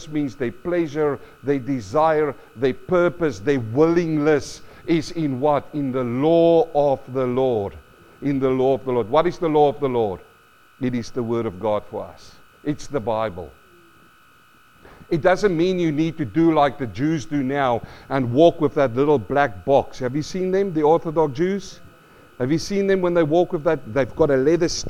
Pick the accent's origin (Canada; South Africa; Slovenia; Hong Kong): South Africa; now in Australia; I grew up in South Africa